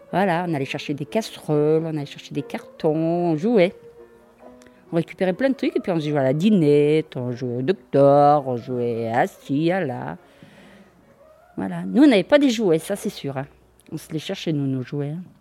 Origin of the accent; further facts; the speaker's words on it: Givors, Auvergne-Rhône-Alpes, France; Je suis née à Givor.